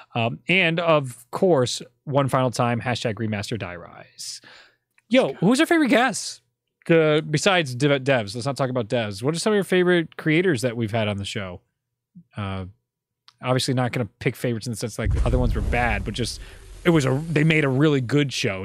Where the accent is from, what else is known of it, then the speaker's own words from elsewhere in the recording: Northeast, United States; We're all basically from the Northeast and white Italian boys around the same age